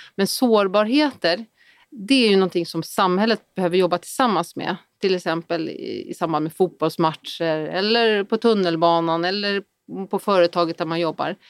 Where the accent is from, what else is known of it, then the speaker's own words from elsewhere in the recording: Sweden; vi är otroligt många svenskar